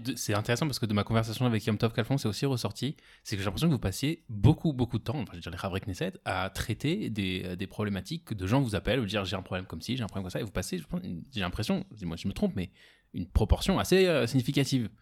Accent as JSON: {"language": "French", "country": "France", "tie": "born or raised there", "moved": "as an adult", "lives_now": "Israel", "said": "j'ai grandi en France jusqu'à 18 ans."}